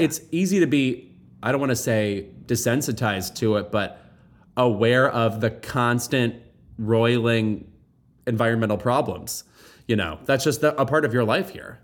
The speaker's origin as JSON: {"language": "English", "country": "United States", "said": "I am deeply American"}